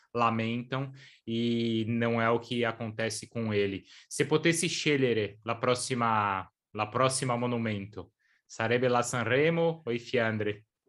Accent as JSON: {"language": "Italian", "country": "Brazil", "tie": "born or raised there", "also_born_or_lived": "São Paulo", "said": "io sono nato in Brasile, abito qui a San Paolo"}